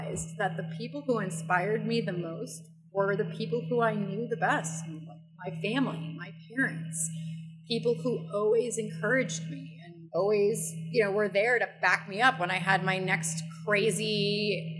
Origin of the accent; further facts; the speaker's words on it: New York City, New York, United States; moved away; I grew up in New York